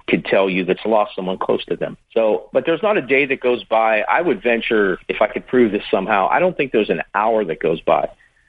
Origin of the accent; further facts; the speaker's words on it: Pittsburgh, Pennsylvania, United States; moved away as an adult; also born or lived in Dallas; because I'm from Pittsburgh